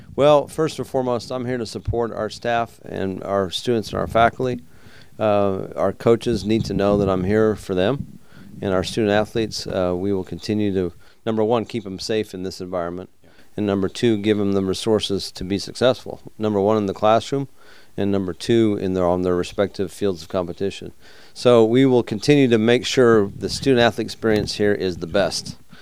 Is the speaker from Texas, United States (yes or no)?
yes; Texas, United States; now in South Carolina, United States; I grew up in Texas